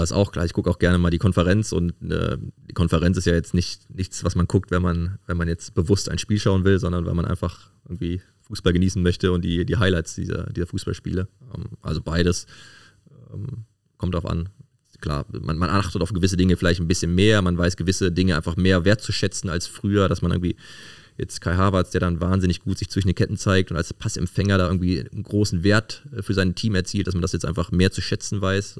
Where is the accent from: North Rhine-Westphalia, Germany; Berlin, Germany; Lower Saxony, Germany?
North Rhine-Westphalia, Germany; Cologne; bin äh, gebürtig aus Köln-Porz und äh, wohne da jetzt auch wieder